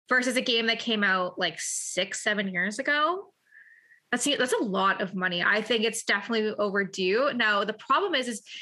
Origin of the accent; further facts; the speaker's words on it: Canada; I'm from Canada, but we drove to Troy, Michigan